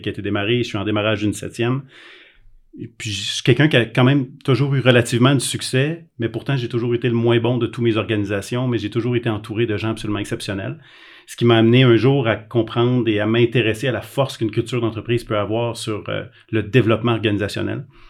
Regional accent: Quebec, Canada; Moi, je suis un Québécois

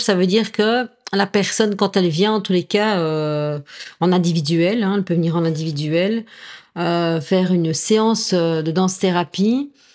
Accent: La Louvière, Wallonia, Belgium; also born or lived in Mons, Belgium; now in Nîmes, France; je viens de Belgique. J'ai envie de dire, je suis née à la Louvière, mais j'ai mon petit cœur qui est montois

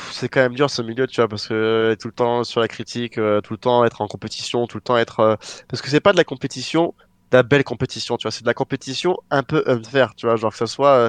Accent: France; retourner en France parce que je m'étais juré que je reviendrais pas ici, même si j'ai rien contre euh, mon pays natal

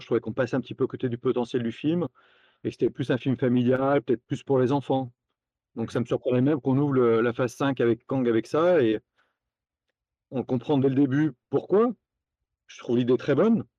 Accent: Lyon, Auvergne-Rhône-Alpes, France; à Lyon, d'où je suis originaire

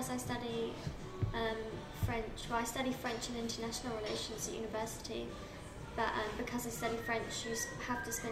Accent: Norwich, East of England, United Kingdom; moved away as an adult; now in Metz, France; I'm 20 years old. I'm from England, um, from a city called Norwich, which is in the east of England, and I'm currently um, staying in Metz as an English language assistant in high school.

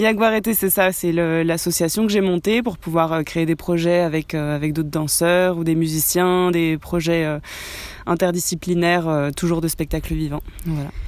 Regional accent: France; franco-argentine. Oui, je suis née en France, mais j'ai euh, toute ma famille en Argentine

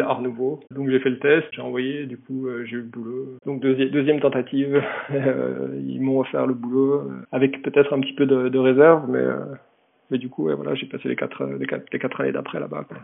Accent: Besançon, Bourgogne-Franche-Comté, France; moved away as an adult; now in Japan; je viens de, Besançon, petite ville dans le, dans le Doubs, en Franche-Comté

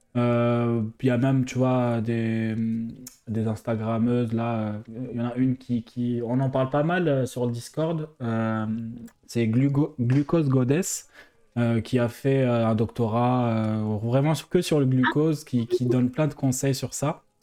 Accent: Algeria; now in France; en tant qu'Algérien

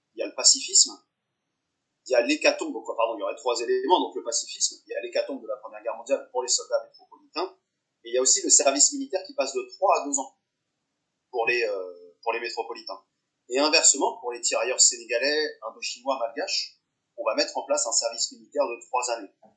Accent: the South, southern France, France; je suis du Sud

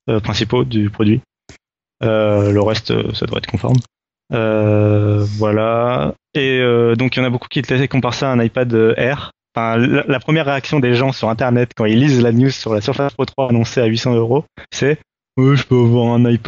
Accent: France; mais ça on s'en fout parce qu'on est français

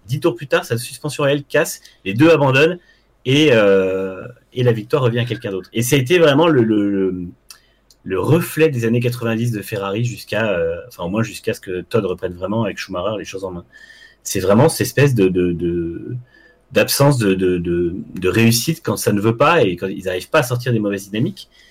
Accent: France; en tant que Français chauvin

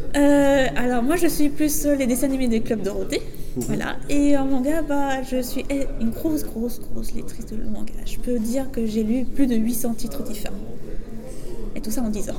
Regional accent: Chalon-sur-Saône, Bourgogne-Franche-Comté, France; je suis dessinatrice de manga et illustratrice aussi. Voilà. Et je viens de Chalon

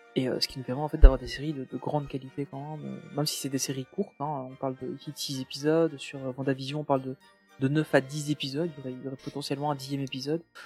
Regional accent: Belgium; en tant que Belge

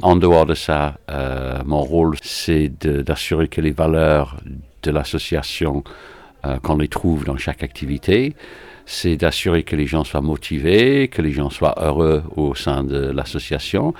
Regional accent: Manchester, North West England, United Kingdom; French is a second language; also born or lived in London / Paris / United States / French Antilles; now in Villeurbanne, France; Je suis anglais, donc je suis de Manchester.

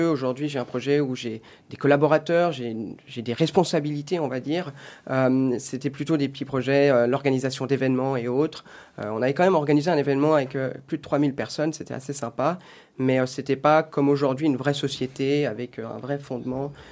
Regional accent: Switzerland; Tout à fait. Euh, j'espère d'ailleurs que, que, mon accent n'est pas trop fort.

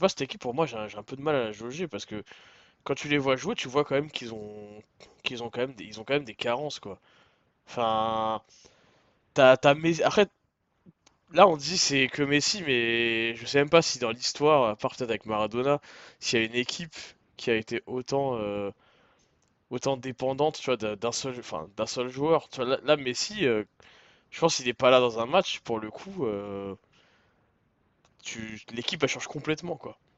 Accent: Paris, Île-de-France, France; tout le monde connaît en tant que parisien ma haine, ma haine du Barça

